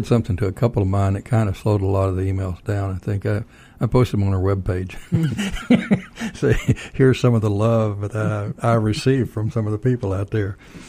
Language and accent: English; Texas, United States; moved away as an adult; Yeah, I don't disagree with that at all, even though I'm originally from Texas.